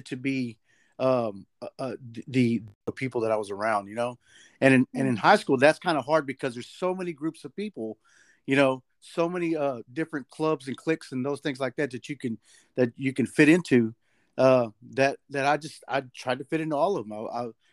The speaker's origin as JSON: {"language": "English", "town": "Dallas", "region": "Texas", "country": "United States", "said": "I'm from Dallas, Texas"}